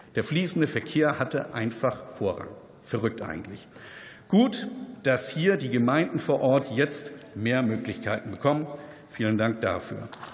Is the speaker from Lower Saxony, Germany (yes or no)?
no; North Frisia, Schleswig-Holstein, Germany; aus meiner Heimat